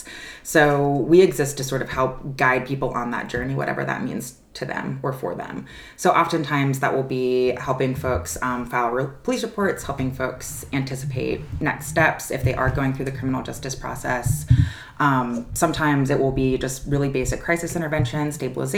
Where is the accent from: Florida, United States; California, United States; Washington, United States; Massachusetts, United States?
California, United States; San Francisco Bay Area; moved away as an adult; now in Nashville, United States; I'm originally from the San Francisco Bay Area